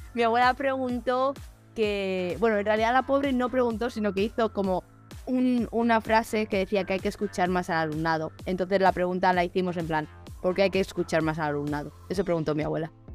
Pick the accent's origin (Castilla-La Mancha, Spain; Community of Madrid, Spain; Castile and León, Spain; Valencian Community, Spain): Community of Madrid, Spain; Alcalá de Henares; moved away; estaba en Alcalá de Henares que, que es donde, de donde soy yo